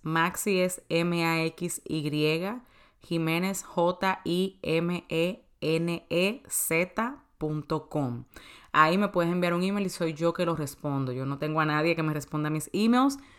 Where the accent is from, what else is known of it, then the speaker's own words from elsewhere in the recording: Santo Domingo, Distrito Nacional, Dominican Republic; moved away as an adult; also born or lived in New York; now in United States; de Santo Domingo, de República Dominicana, que es mi país natal. Yo vine aquí a los 18 años.